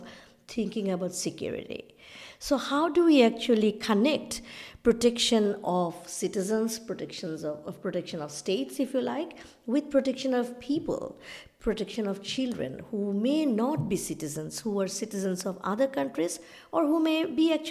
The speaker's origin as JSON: {"language": "English", "country": "Bangladesh", "said": "I come from South Asia, from Bangladesh, but our family is a partition family"}